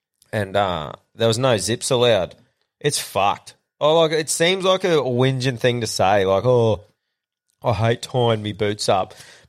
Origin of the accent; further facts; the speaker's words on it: Queensland, Australia; I think I've just been like being a Queenslander